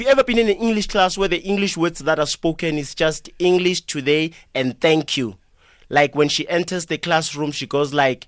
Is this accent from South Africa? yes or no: yes; Siyabuswa, Mpumalanga, South Africa; English is a second language; I come from Siyabuswa